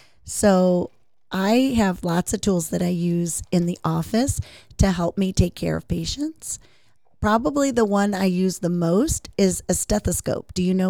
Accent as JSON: {"language": "English", "town": "Aurora", "country": "United States", "tie": "born or raised there", "said": "But I grew up in Aurora, which isn't too far from where you live or I live."}